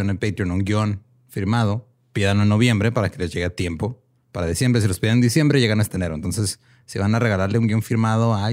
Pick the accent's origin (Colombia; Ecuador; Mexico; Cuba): Mexico; northern Mexico; Somos norteños.